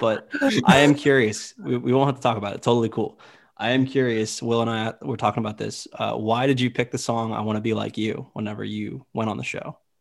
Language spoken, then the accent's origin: English; Myrtle Beach, South Carolina, United States; I myself, I'm from Myrtle Beach, South Carolina